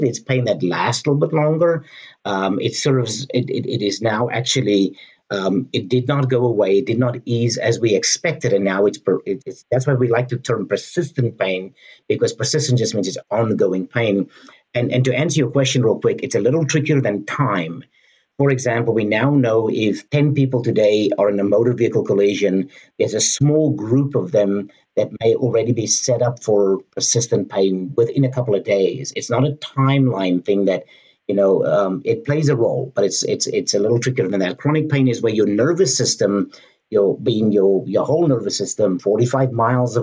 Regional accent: United States; I'm an American

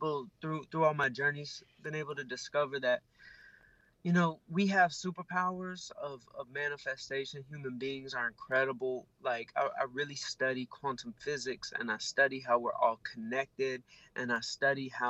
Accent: Atlanta, Georgia, United States; I grew up in Atlanta, and I was in Atlanta, Georgia

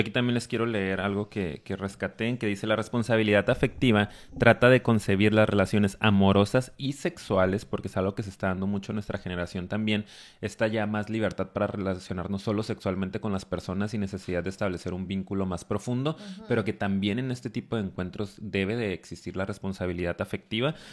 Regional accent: Mexico; Al venir de una cultura tan machista como la mexicana

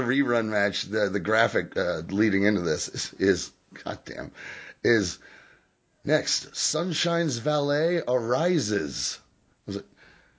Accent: Kentucky, United States; moved away

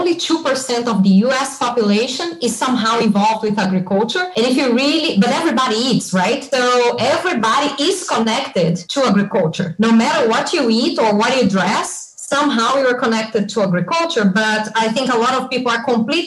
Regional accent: Belo Horizonte, Minas Gerais, Brazil; moved away as an adult; now in California, United States; I grew up in a big city in Brazil. For you to have an idea, it's Belo Horizonte

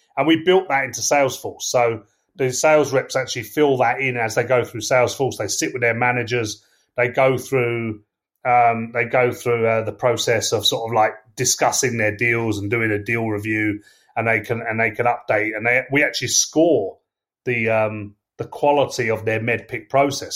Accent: England, United Kingdom; accent: English; I'm English, as you can tell from my accent

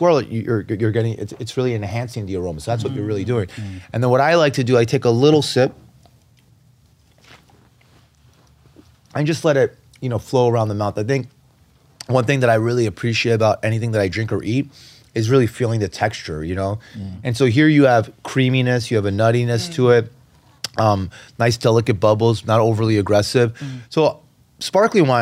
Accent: New York City, New York, United States; I'm actually opening up a wine store in the building I was born and raised in Hell's Kitchen. I grew up on the west side of Manhattan.

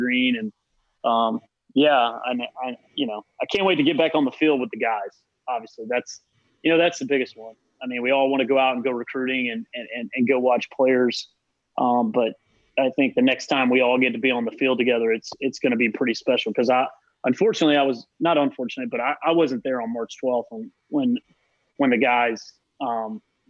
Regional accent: Charlotte, North Carolina, United States; moved away as an adult; back in my hometown recruiting, you know, for a Division I school in Charlotte, in my hometown

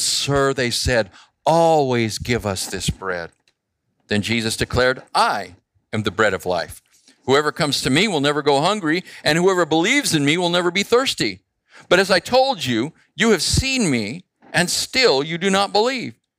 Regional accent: Phoenix, Arizona, United States; I grew up in Phoenix

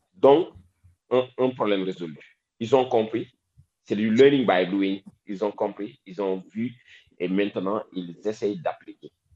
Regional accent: Dakar, Senegal; Moi, là où j'ai grandi, sérieusement, à Wakam

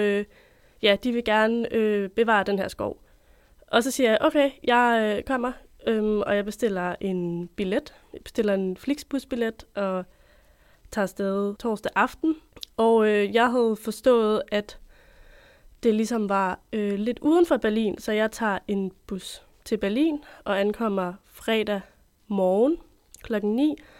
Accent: Copenhagen, Capital Region of Denmark, Denmark; moved away as an adult; now in Odense, Denmark; Jeg er født og opvokset i København

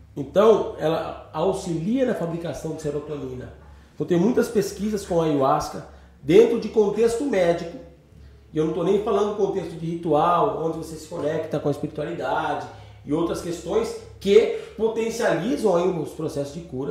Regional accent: Itatiba, São Paulo, Brazil; also born or lived in São Bernardo do Campo; eu moro em Itatiba, não nasci em Itatiba, mas moro aqui já há 30 e poucos anos

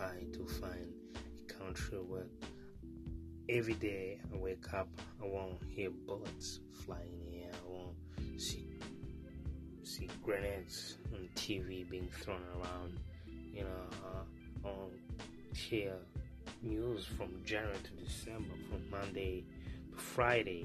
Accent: Burundi; moved away as an adult; now in United States; I was born and raised in a small Central East Africa

